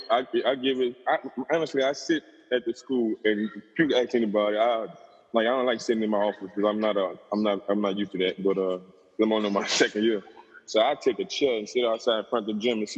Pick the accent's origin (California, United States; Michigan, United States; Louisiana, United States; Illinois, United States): Louisiana, United States; New Orleans; I'm from New Orleans.